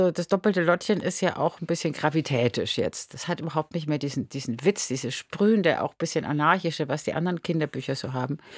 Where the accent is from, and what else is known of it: Munich, Bavaria, Germany; born or raised there